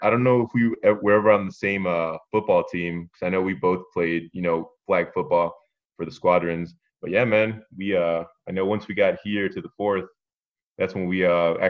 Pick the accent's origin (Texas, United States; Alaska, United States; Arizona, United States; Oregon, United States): Arizona, United States; Phoenix; moved away as an adult; now in Holloman, United States; I'm 33 years old from Phoenix.